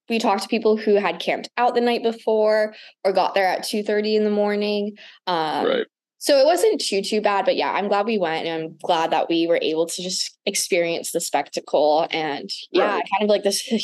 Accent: Makawao, Hawaii, United States; I grew up near Muckawow

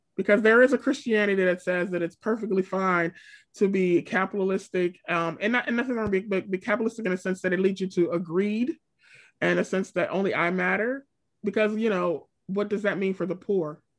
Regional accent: Pennsylvania, United States; I'm from Pennsylvania. I'm Pennsylvania through and through

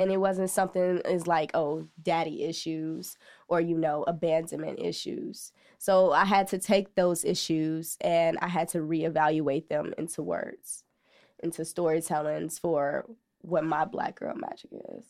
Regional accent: Chicago, Illinois, United States; growing up in Ashburn

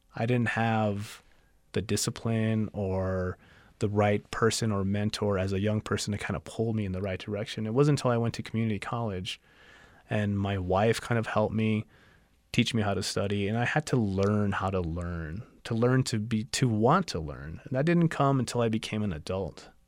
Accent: El Paso, Texas, United States; now in Tucson, United States; I'm from El Paso, Texas originally, and I live in Tucson, Arizona

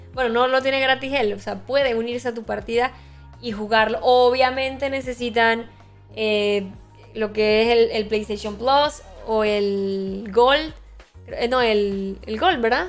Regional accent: Boquete, Chiriquí, Panama; yo soy allá de Boquete

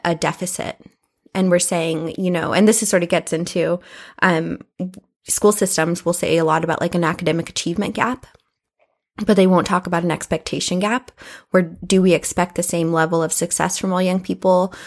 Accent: United States; I grew up in Southeast

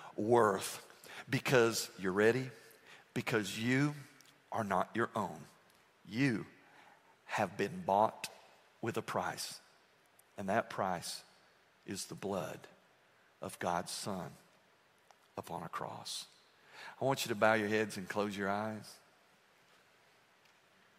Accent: United States; I'm an American

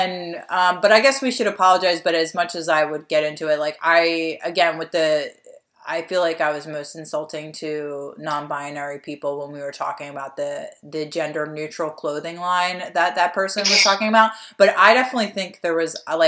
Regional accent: Delaware County, Pennsylvania, United States; we're two hosts from Delco

